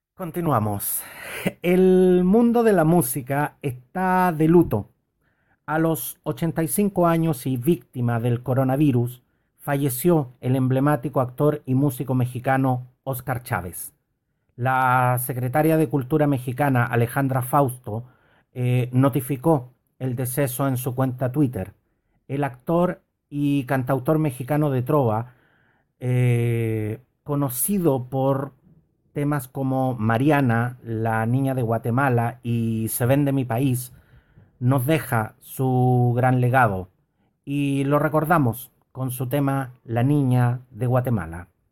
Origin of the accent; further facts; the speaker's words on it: Chile; en distintas ciudades de mi querido Chile